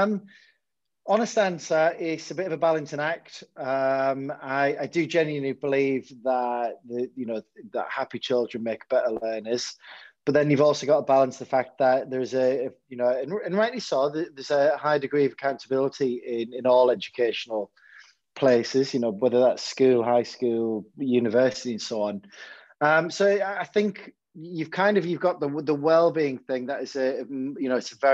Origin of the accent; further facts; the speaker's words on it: Hartlepool, North East England, United Kingdom; when I was growing up in Hartlepool